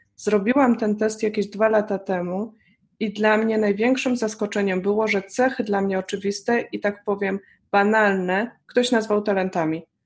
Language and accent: Polish; Poland; moved away as an adult; wyjechałam y, z Polski